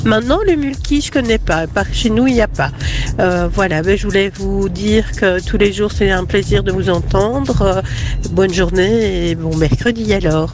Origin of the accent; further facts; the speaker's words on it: the Centre region, Wallonia, Belgium; chez moi, moi je viens de la région du centre